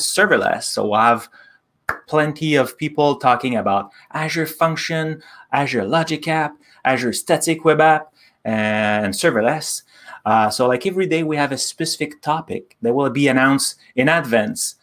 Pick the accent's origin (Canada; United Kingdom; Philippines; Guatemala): Canada; we're both Canadian